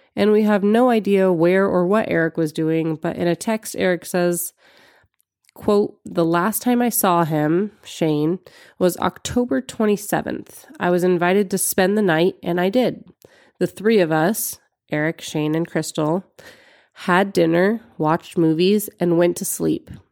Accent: Los Angeles, California, United States; now in Eugene, United States; I'm from Los Angeles area

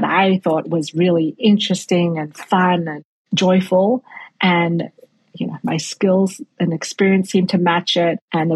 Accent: Australia; moved away; I grew up in Australia

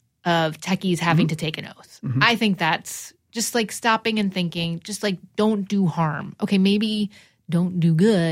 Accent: New Jersey, United States; I'm also from New Jersey, and I'm also half Persian.

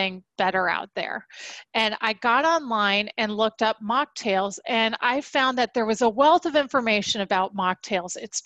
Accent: San Diego, California, United States; I grew up in Southern California in San Diego

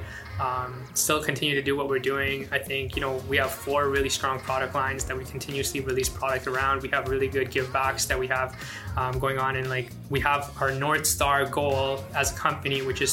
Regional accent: Afghanistan; moved away; I'm from Afghanistan

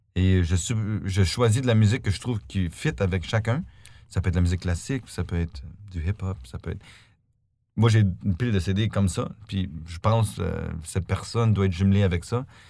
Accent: Canada; now in Stuttgart, Germany; je suis canadien

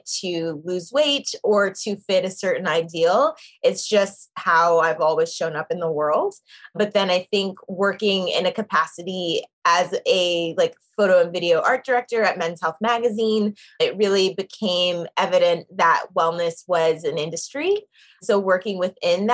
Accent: Zimbabwe; now in New York, United States; I am from Zimbabwe and it's from Shona, which is the language spoken there

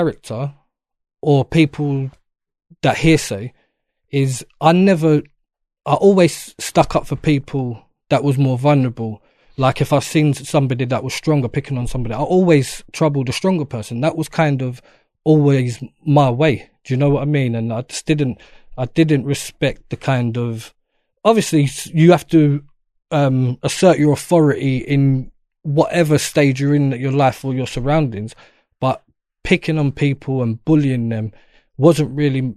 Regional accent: London, United Kingdom; I'm born and raised in Peckham, so that's my area

